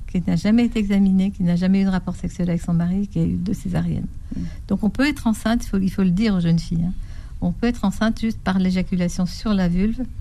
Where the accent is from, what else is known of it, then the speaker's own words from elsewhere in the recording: Paris, Île-de-France, France; also born or lived in Bordeaux; Parisienne, hein, de, j'ai fait mes études à Saint-Antoine, hein, donc je suis une